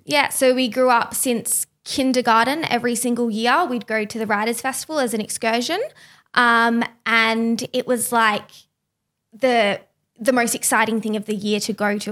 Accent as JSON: {"language": "English", "town": "Byron Bay", "region": "New South Wales", "country": "Australia", "tie": "born or raised there", "also_born_or_lived": "Lismore / Brisbane", "said": "I was born in Lismore with my identical twin sister. Um, we both grew up in Byron Bay."}